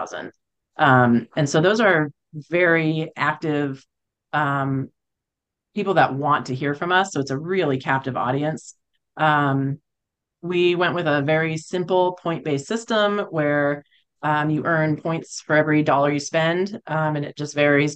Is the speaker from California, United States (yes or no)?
yes; California, United States; moved away as an adult; also born or lived in Boulder, Colorado; now in Colorado, United States; I grew up in California